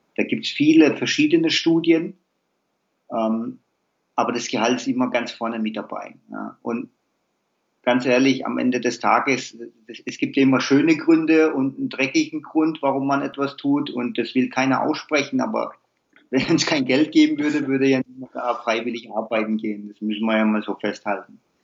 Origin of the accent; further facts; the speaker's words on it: Heilbronn, Baden-Württemberg, Germany; Ich komme hier aus dem Umkreis Heilbronn, Nähe Stuttgart